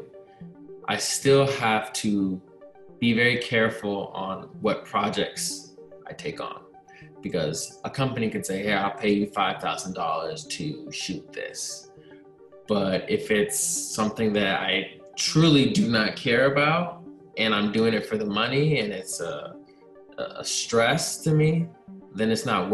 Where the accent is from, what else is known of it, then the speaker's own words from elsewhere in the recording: Northern Virginia, United States; moved away as an adult; now in Chicago, United States; I'm from Northern Virginia, and I moved to Chicago